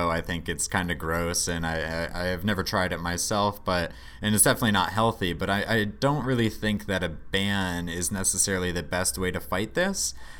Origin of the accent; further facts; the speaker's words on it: Boston, Massachusetts, United States; So this first story for this week is coming in from my home state